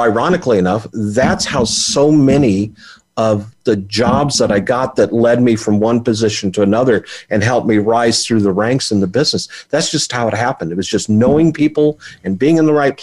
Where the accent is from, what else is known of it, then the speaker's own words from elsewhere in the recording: Oildale, California, United States; I was born in the Central Valley of California, a little town called Oildale, which is also, its claim to fame is … is from there